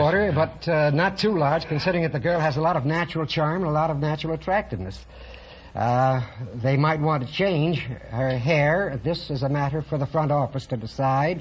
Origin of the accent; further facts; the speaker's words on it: New York City, New York, United States; moved away; Originally from the Bronx, New York